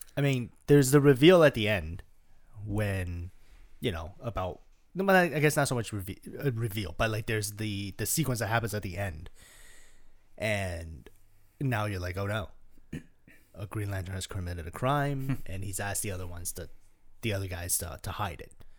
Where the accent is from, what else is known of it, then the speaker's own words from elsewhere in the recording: Toronto, Ontario, Canada; we're from Canada, we're from Toronto